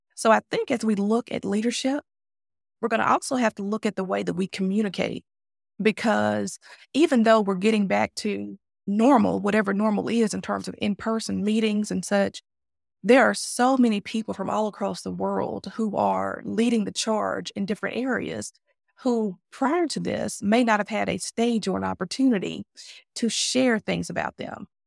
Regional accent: Mississippi, United States; I'm from the South. If anyone knows about, you know, where Mississippi is geographically located in the States, we are in, you know, in the southern part of North America.

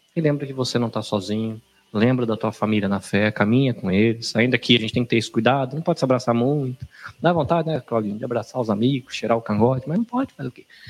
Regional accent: Brazil; moved away; como um bom brasileiro

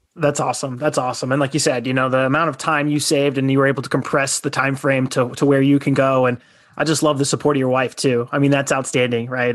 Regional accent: Southern Arizona, United States; I'm from Southern Arizona

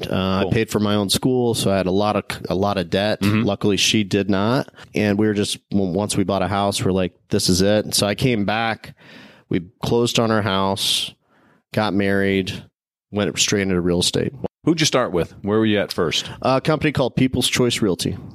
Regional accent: Midwest, United States; I mean, he hired me because I was from the Midwest.

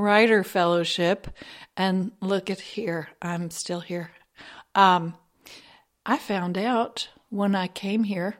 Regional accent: Kentucky, United States; I'm from hereabouts, to be honest. I grew up in Kentucky, over on the other side of the mountains

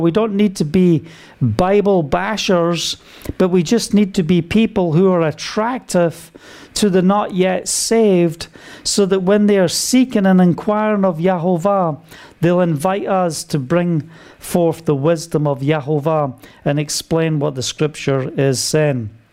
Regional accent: United Kingdom; being British

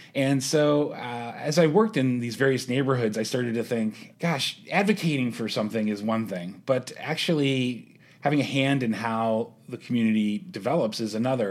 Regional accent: Pittsburgh, Pennsylvania, United States; moved away as an adult; also born or lived in Youngstown, Ohio; now in Columbus, United States; I was born in Youngstown, but I grew up in Pittsburgh

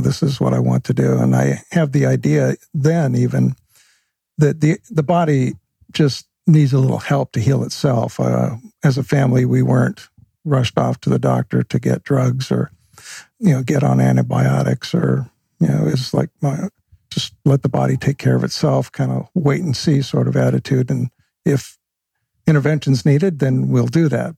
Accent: Vancouver, British Columbia, Canada; I grew up in Vancouver, Canada

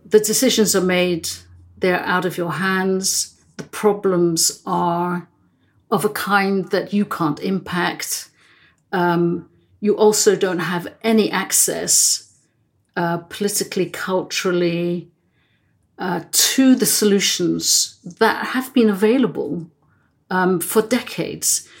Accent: England, United Kingdom; also born or lived in Netherlands; when I was three years old, I emigrated from Holland um, and moved to England with my family.

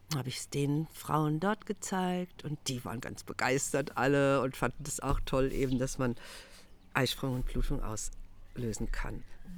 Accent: Germany; als Deutsche

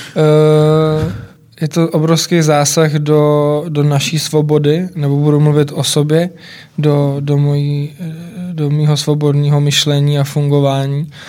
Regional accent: Czechia; u nás, u nás v Čechách

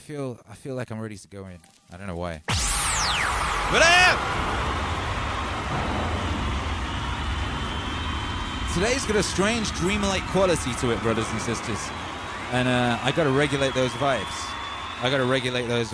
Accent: Wales, United Kingdom; moved away; I grew up in Wales, and Wales is very old

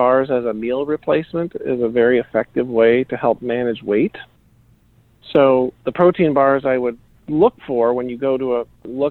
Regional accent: Iowa, United States; I was raised in Iowa, right? That's the corn state.

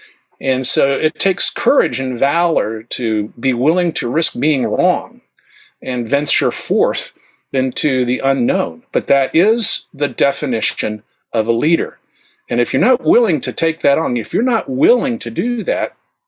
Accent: the South, United States; accent: flat American broadcast standard; I was raised in the South. Otherwise, I'd be speaking more Southern

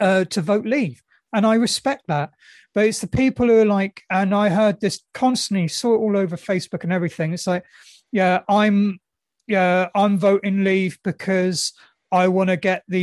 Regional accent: United Kingdom; I'm not proud of being British

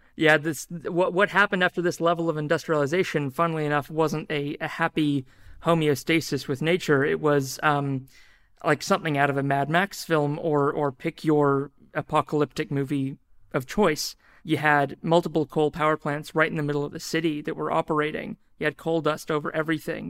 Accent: New Zealand; moved away as an adult; also born or lived in Australia; now in Auckland, New Zealand; I am a New Zealand and I'm a Kiwi under

